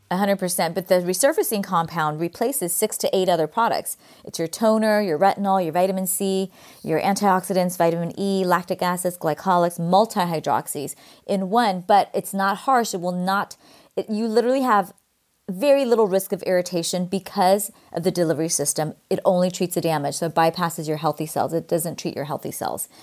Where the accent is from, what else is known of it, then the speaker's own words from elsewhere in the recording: California, United States; accent: Valley Girl; my Valley Girl accent. I grew up in California